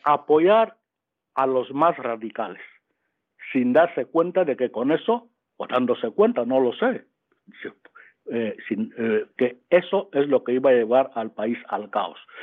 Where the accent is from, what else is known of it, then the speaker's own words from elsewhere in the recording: Equatorial Guinea; now in Spain; cuando yo nací, eh, estábamos en Guinea Ecuatorial